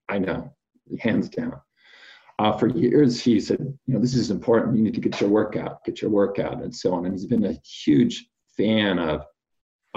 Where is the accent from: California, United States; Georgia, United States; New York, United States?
California, United States; Fresno; I'm from Fresno, California. I grew up there